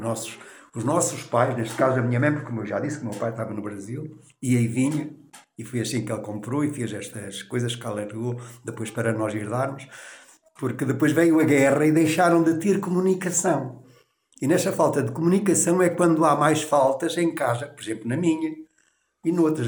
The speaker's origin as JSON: {"language": "Portuguese", "town": "Canas de Senhorim", "region": "Viseu", "country": "Portugal", "tie": "born or raised there", "also_born_or_lived": "Santarém", "said": "Nasci na rua, no Rocio de Baixo, então não havia nome de ruas, Rocio de Baixo. Onde estou ainda é hoje, com a minha alfaiataria, há 63 anos"}